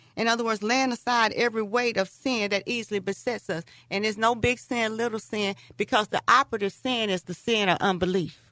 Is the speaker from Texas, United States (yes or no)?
yes; Texas, United States; I'm from Texas.